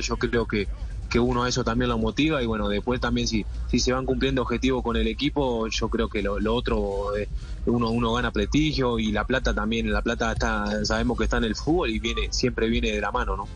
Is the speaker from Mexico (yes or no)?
no; Uruguay; now in Colombia; uno como uruguayo